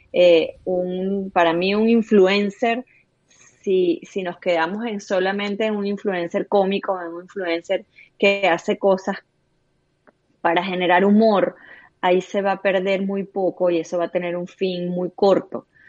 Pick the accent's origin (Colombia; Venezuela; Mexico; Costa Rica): Venezuela; somos venezolanos